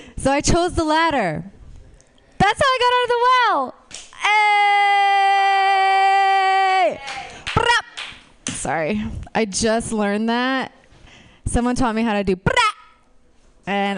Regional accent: Romania; moved away; I was born in Romania.

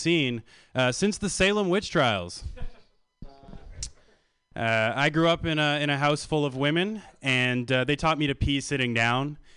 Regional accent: Canada; So I come from Canada.

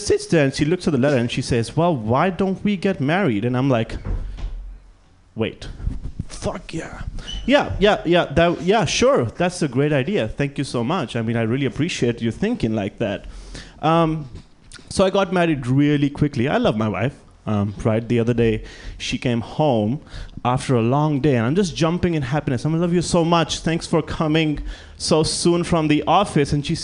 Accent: India; moved away as an adult; now in United States; Growing up in India

